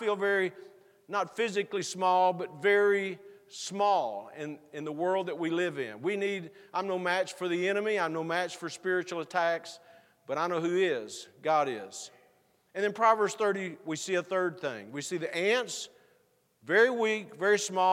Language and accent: English; Texas, United States; moved away; where I grew up in Texas